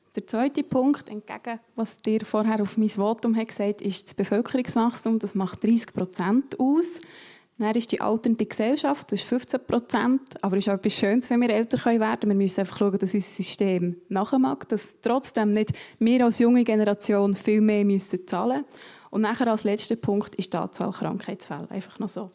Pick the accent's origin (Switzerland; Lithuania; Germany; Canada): Switzerland; Matten, Bern; Ich komme aus Mathe, das ist neben Interlaken